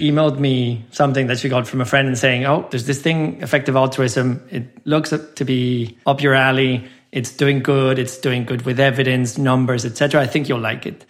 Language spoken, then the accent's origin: English; San Luis Potosí, Mexico; moved away as an adult; also born or lived in Mexico City / London / Doha; I was born and raised in Mexico. I grew up in a small city called San Luis Potosí